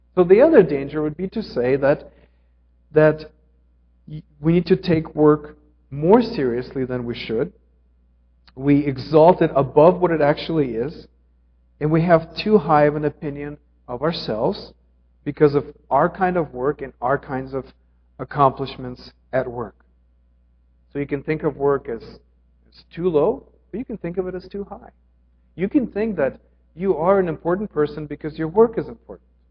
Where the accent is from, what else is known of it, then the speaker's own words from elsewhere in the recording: Ukraine; moved away; I grew up in Ukraine.